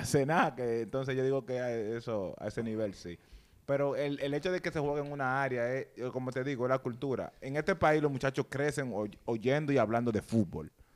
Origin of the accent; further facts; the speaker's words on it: San Cristóbal, Dominican Republic; now in New York, United States; yo soy de San Cristóbal